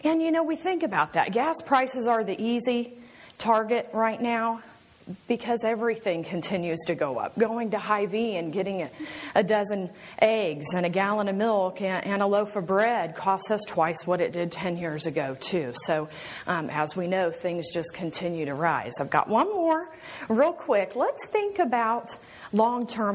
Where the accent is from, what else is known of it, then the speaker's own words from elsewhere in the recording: Kansas City, United States; I am from Kansas City